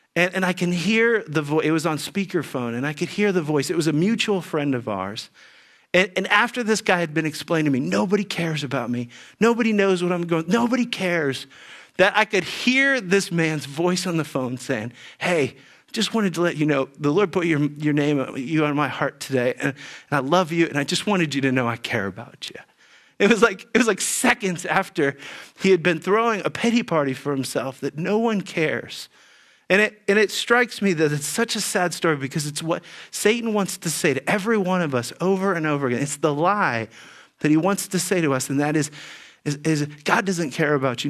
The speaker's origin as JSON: {"language": "English", "town": "Dayton", "region": "Ohio", "country": "United States", "tie": "born or raised there", "said": "as a kid growing up in Dayton, Ohio"}